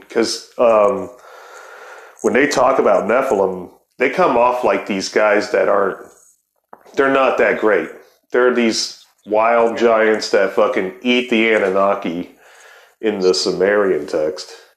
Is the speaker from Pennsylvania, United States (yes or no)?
no; Ohio, United States; I'm from Ohio